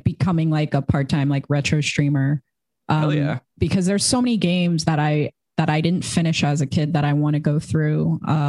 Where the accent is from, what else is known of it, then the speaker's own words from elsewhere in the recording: New Jersey, United States; I grew up in New Jersey and I was like, I got to get out of the suburbs